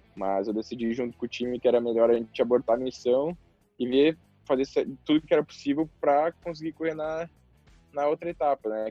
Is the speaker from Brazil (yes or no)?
yes; the South, South Brazil, Brazil; eu sou do sul, lá chove muito